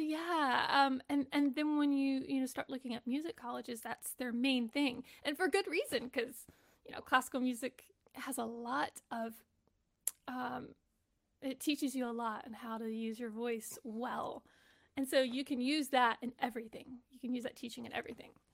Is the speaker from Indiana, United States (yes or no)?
no; Texas, United States; I grew up in Texas